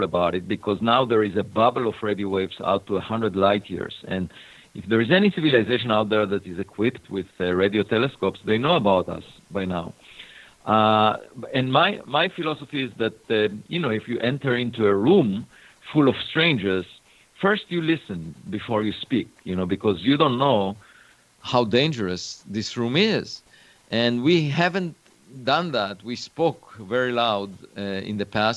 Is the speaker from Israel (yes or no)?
yes; Israel; moved away; I was born in Israel